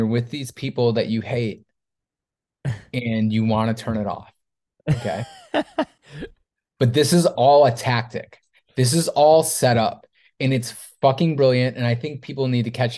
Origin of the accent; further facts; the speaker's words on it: Syracuse, New York, United States; I'm from Syracuse